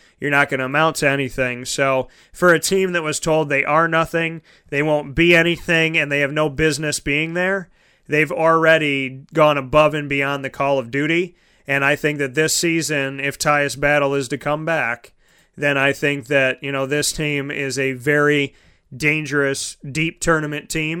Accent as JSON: {"language": "English", "town": "Syracuse", "region": "New York", "country": "United States", "tie": "born or raised there", "said": "I grew up in Syracuse and born and raised, 10 minutes away from the dome"}